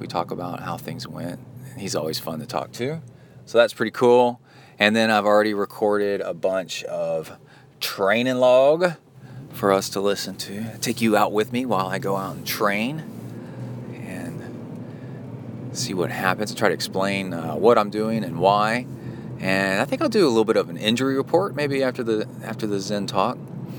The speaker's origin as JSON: {"language": "English", "town": "Houston", "region": "Texas", "country": "United States", "also_born_or_lived": "Ohio / Alabama / College Station", "said": "I'm from Houston, sort of. I'm from Ohio, Alabama, and then mostly Houston, and then College Station."}